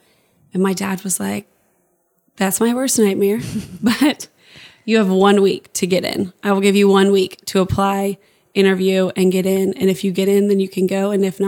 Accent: Houston, Texas, United States; So I was raised in Houston.

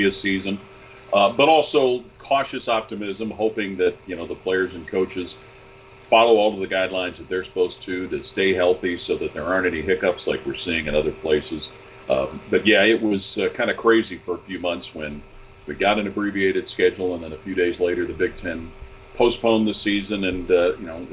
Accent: Cincinnati, Ohio, United States; I grew up in Cincinnati

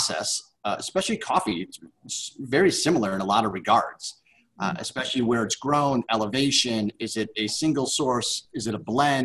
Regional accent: Midwest, United States; we grew up with here in the Midwest

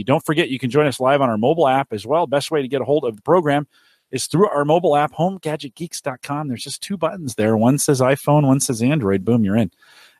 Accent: San Jose, California, United States; now in Nebraska, United States; I'm feeling more and more like San Jose, California. That's my hometown, by the way

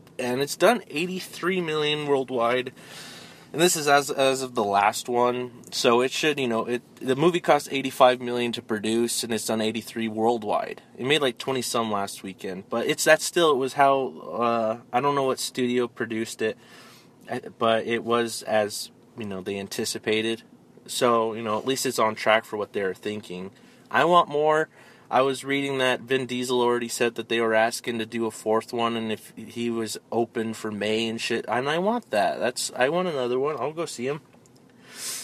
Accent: Denver, Colorado, United States; moved away; we're from Colorado and Denver

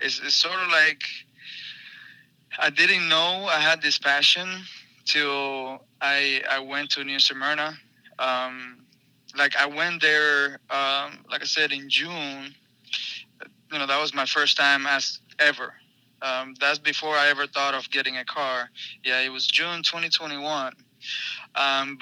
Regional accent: Cuba; now in United States; I'm from Cuba, even though that doesn't matter, but I'm proud of being Cuban. I've been in the United States for 15 years

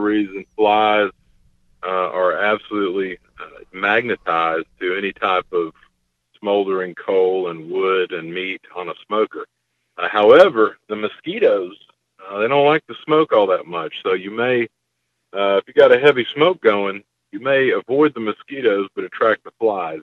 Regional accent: Gulf Coast, United States; I come from the Gulf Coast area

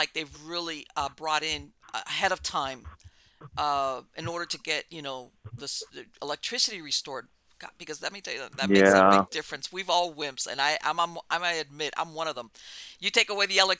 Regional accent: Miami, Florida, United States; moved away as an adult; also born or lived in Hialeah, Florida; now in North Florida, United States; I was born and raised in Miami

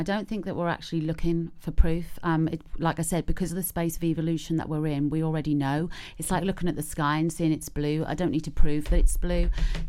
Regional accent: Norwich, East of England, United Kingdom; now in Pembrokeshire, United Kingdom; I come from Norwich. They talk like that where I come from.

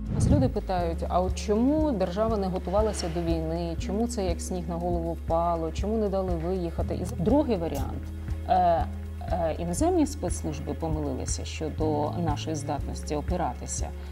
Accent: Zhytomyr Oblast, Ukraine; moved away; ми з вами земляки. Е, ми з Житомирщини

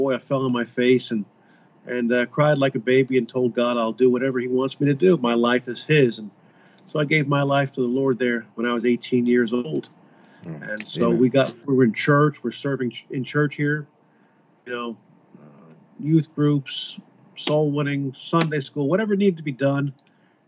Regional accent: Kearny, New Jersey, United States; I was born and raised in Kearney, New Jersey. This is my hometown.

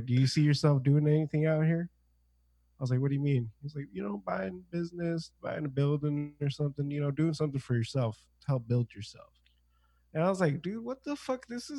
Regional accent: Anaheim, California, United States; I'm from California.

